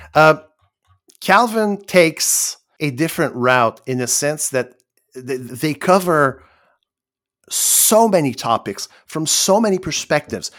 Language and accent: English; Quebec, Canada; I'm Canadian, and even I'm, I'm, I'm from Quebec